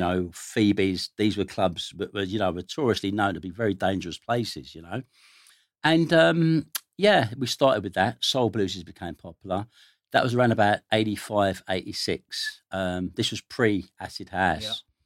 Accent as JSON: {"language": "English", "region": "London", "country": "United Kingdom", "tie": "born or raised there", "said": "I grew up in Stoke Newington, North London."}